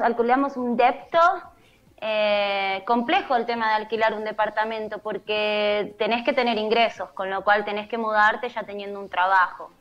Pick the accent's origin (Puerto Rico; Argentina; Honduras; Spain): Argentina; moved away as an adult; also born or lived in Corrientes (family); now in Netherlands; Holanda es un país complejo para un argentino que emigra